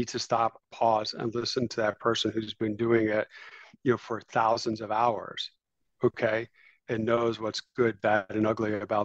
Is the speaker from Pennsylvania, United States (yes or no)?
no; the Berkshires, Western Massachusetts, United States; moved away as an adult; also born or lived in Texas; I grew up in Western Massachusetts in the Berkshires.